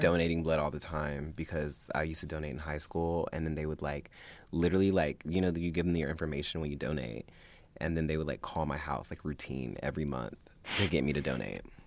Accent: Augusta, United States; moved away; Augusta, which is what I consider my hometown. It's not where I was born, but that's where I grew up.

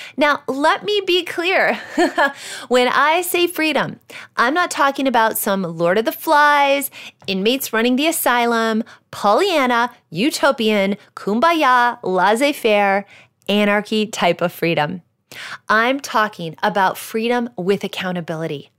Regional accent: Iowa, United States; moved away; When I was fifteen, I got my first job, which was working at a greenhouse in my home state of Iowa. I worked there on and off throughout high school

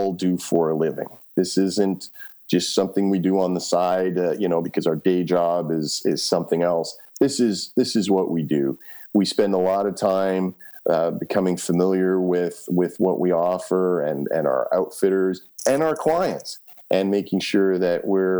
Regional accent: Canada; I'm a kid from Canada who just got off a plane 2 hours ago

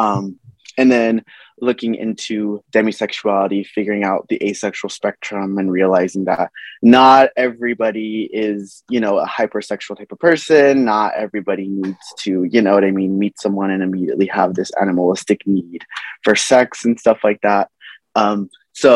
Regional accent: Los Angeles, California, United States; I'm from Los Angeles, California, born and raised

